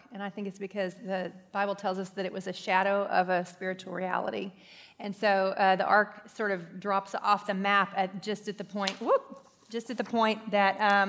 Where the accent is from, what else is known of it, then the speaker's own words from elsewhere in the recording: Ireland; I'm Irish, so I was kind of into that one.